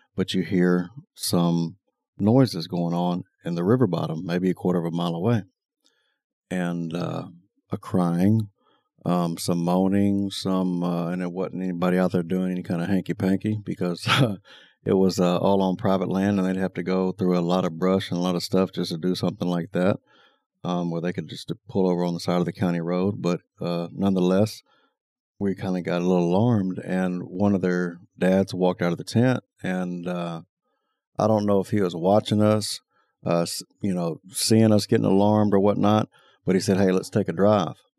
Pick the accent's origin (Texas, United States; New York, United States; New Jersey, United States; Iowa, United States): Texas, United States; Taylor; growing up in Taylor, running with all kind of different people